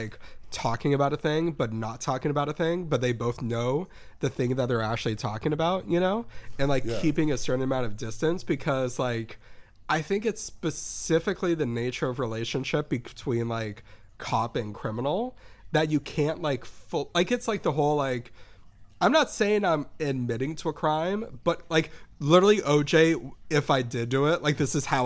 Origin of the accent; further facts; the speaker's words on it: California, United States; I'm clearly from California